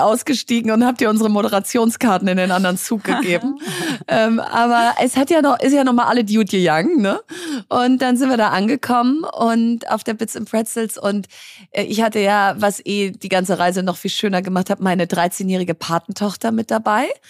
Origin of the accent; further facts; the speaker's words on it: Berlin, Germany; ich bin Berlinerin